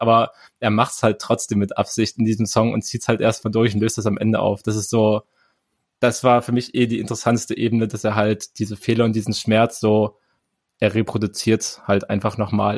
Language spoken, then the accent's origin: German; East Germany, Germany; ich komme aus dem Osten